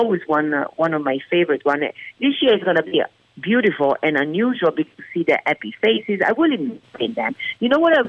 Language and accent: English; Venice, Veneto, Italy; English is a second language; moved away as an adult; now in Las Vegas, United States; being born and raised in Italy